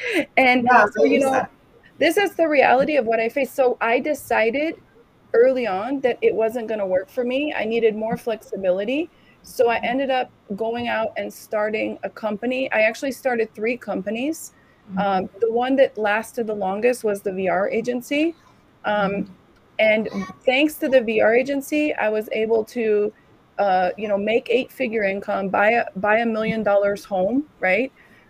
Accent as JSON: {"language": "English", "town": "San Francisco", "region": "California", "country": "United States", "also_born_or_lived": "Africa / Germany", "said": "So I'm from San Francisco. I lived there from all my adult life. All right. Before that, I lived in Africa. I lived in Germany. I lived in the islands."}